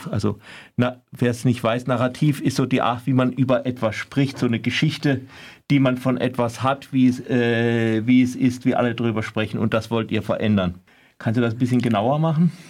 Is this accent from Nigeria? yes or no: yes; Nigeria; German is a second language; now in Germany; Ja, ich komme aus Nigeria.